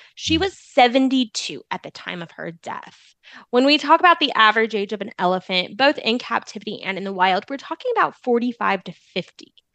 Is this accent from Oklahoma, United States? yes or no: no; Arizona, United States; moved away as an adult; also born or lived in Florida; now in Tennessee, United States; I'm from Arizona.